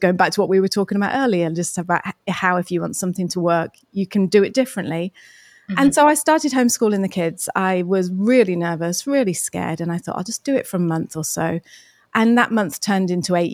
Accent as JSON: {"language": "English", "region": "England", "country": "United Kingdom", "tie": "born or raised there", "moved": "as an adult", "lives_now": "New Zealand", "said": "we're English, so we're born in England"}